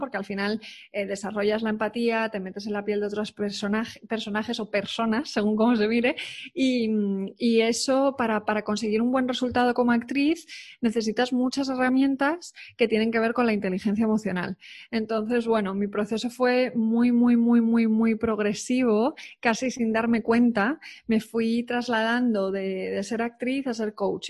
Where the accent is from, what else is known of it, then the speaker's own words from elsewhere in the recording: Spain; also born or lived in United Kingdom; yo soy muy española